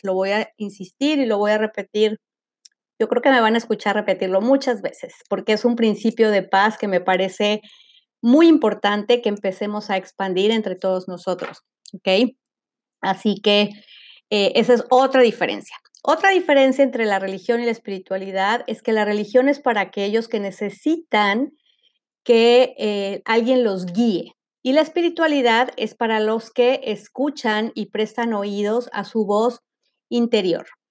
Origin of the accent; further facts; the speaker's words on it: Mexico; como le llaman en México, de donde soy yo